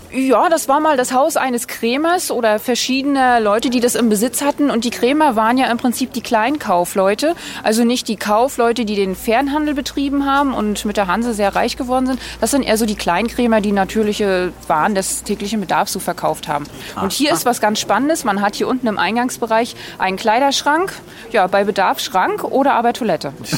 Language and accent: German; Stralsund, Mecklenburg-Vorpommern, Germany; Hier bei uns in Stralsund